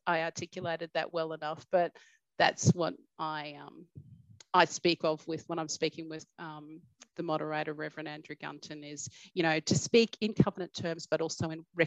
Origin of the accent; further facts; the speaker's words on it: Cherbourg, Queensland, Australia; I grew up in Cherbourg